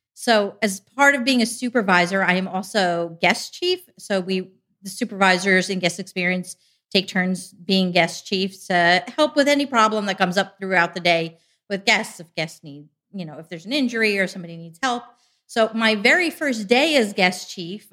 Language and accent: English; New Jersey, United States; moved away as an adult; now in Ohio, United States; I'm originally from New Jersey.